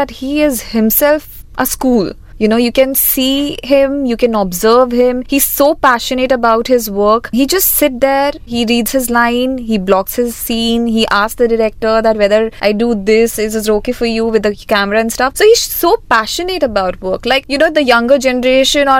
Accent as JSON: {"language": "English", "town": "Jaipur", "region": "Rajasthan", "country": "India", "tie": "born or raised there", "moved": "as an adult", "lives_now": "Mumbai, India", "said": "I've grew up there, I studied there"}